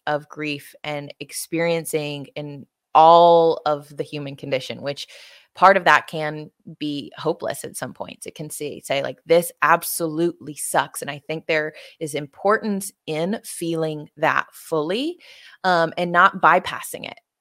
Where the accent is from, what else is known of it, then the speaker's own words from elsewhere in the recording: Tuscaloosa, Alabama, United States; my hometown in Tuscaloosa, Alabama